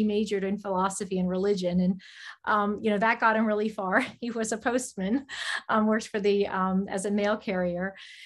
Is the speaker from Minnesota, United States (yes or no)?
no; South Florida, United States; also born or lived in New Jersey; my parents relocated to South Florida, and that's where I went to school